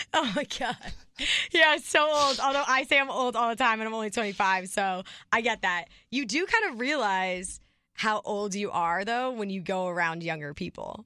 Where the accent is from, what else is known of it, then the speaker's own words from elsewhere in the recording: New Jersey, United States; We're from New Jersey.